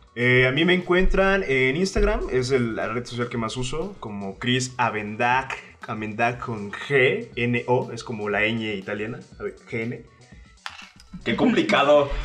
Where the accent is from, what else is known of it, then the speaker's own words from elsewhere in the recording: Veracruz, Mexico; accent: jarocho; moved away as an adult; now in Mexico City, Mexico; yo soy un jarocho que tiene aquí dos años casi viviendo en la Ciudad de México